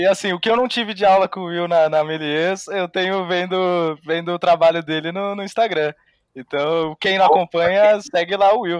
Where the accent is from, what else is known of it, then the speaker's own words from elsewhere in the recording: Santos, São Paulo, Brazil; eu sou de Santos